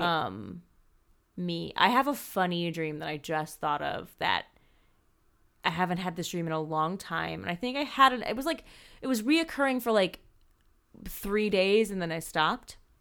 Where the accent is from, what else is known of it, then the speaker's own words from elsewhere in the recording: East Coast, United States; I grew up on the East Coast